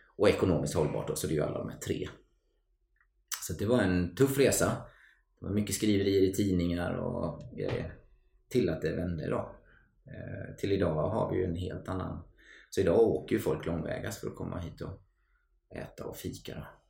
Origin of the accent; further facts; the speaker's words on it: Mullsjö, Jönköping County, Sweden; från ett litet samhälle som heter Mullsjö. Ligger utanför Jönköping. Ja. På västgötasidan måste man ju vara tydlig med att säga då.